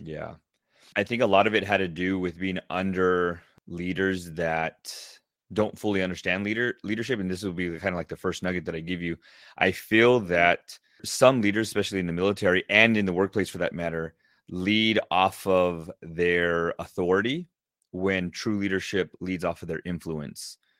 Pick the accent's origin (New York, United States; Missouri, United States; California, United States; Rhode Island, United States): California, United States; Southern; I grew up in Southern California